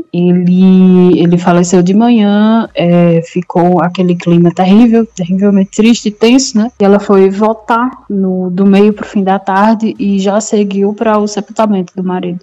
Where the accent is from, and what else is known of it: Pernambuco, Brazil